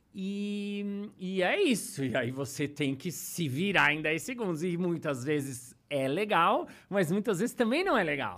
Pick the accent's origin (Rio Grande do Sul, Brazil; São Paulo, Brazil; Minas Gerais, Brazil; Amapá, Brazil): São Paulo, Brazil; also born or lived in New York; eu sou de São Paulo